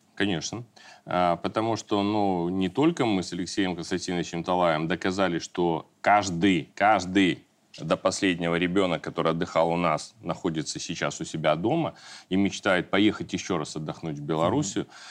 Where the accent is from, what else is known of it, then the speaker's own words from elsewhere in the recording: Belarus; мы, белорусы